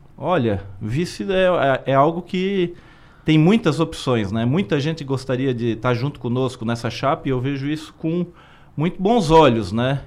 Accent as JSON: {"language": "Portuguese", "town": "Criciúma", "region": "Santa Catarina", "country": "Brazil", "tie": "born or raised there", "said": "minha terra"}